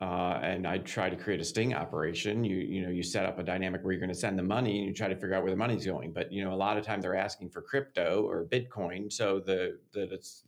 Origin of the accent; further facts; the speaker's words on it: Chicago, Illinois, United States; Big fun. Chicago.